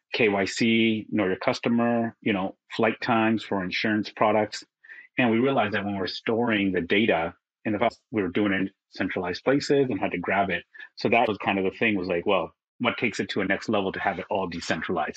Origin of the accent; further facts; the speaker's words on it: Vancouver, British Columbia, Canada; moved away as an adult; now in Singapore; I'm from Vancouver originally. So now I live in Singapore